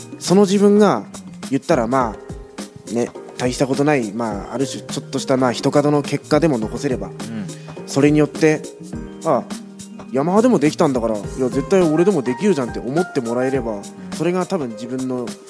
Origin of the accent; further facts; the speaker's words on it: Iwate, Japan; now in Kyoto, Japan; 岩手出身